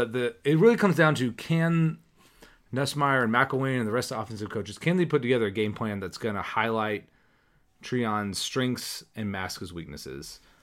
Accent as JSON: {"language": "English", "town": "Jacksonville", "region": "Florida", "country": "United States", "tie": "born or raised there", "moved": "yes", "said": "I grew up in Jacksonville"}